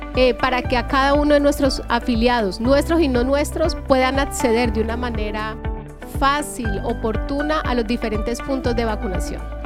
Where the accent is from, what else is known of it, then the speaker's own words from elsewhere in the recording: Colombia; nosotros como colombianos